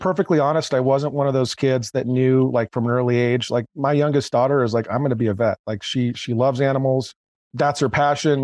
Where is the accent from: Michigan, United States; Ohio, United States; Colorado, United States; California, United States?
California, United States; Bay Area; also born or lived in North County, San Diego; I grew up originally in the Bay Area